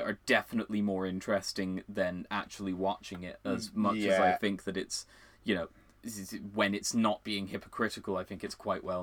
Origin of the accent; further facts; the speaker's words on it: Ireland; we are Irish. The both of us.